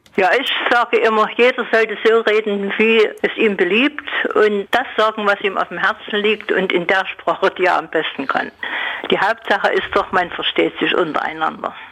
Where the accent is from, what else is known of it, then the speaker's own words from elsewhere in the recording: Dresden, Saxony, Germany; accent: Saxon; also born or lived in Chemnitz / Baden-Württemberg; ich bin 89 in Dresden geboren. Wir sind dann beruflich nach Chemnitz 1962 umgezogen